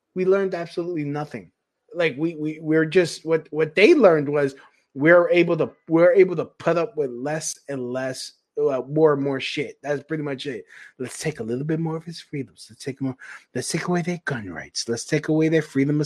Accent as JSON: {"language": "English", "town": "New York City", "region": "New York", "country": "United States", "said": "I'm from Brooklyn"}